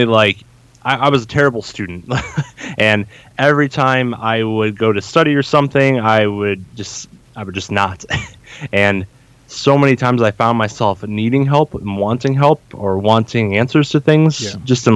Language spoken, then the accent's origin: English; Northeast Ohio, United States; I grew up in Northeast Ohio. I still reside here to this day